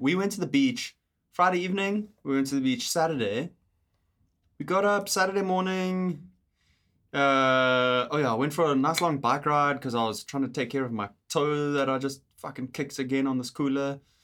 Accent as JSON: {"language": "English", "country": "South Africa", "moved": "as an adult", "lives_now": "Canada", "said": "we're South African"}